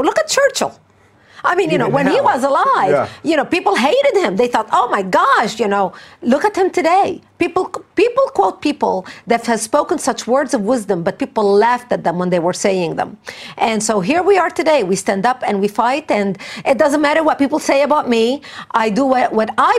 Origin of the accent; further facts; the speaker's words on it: Lebanon; English is a second language; moved away as an adult; now in United States; I was born and raised in Lebanon